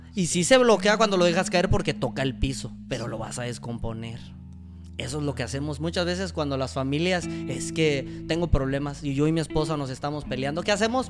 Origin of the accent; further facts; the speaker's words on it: Ciudad Mante, Tamaulipas, Mexico; moved away as an adult; yo batallé mucho para estudiar en Mante porque no había tantas carreras, nomás había tres carreras en Mante.